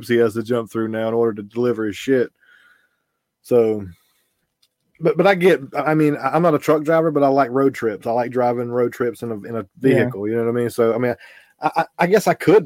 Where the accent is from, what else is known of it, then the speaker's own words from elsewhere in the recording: the South, United States; I'm from the South. So, you know, I've got some Southern pride